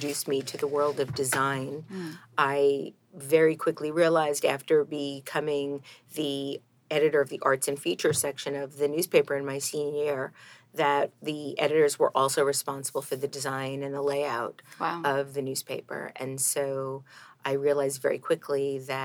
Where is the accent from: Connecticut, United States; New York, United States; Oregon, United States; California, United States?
New York, United States; New York City; also born or lived in Brooklyn / Queens / Staten Island / Long Island; I am a native New Yorker